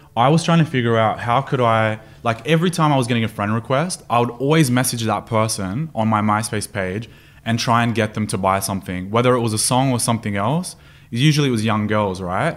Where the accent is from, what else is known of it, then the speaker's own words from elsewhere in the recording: Sydney, New South Wales, Australia; moved away as an adult; also born or lived in Stanmore; now in Dubai, United Arab Emirates; Born and raised in Sydney